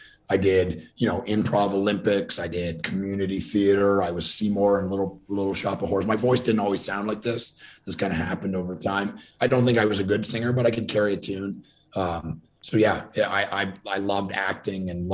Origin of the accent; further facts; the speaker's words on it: Ontario, Canada; I grew up in Ontario, Canada, just across from Detroit.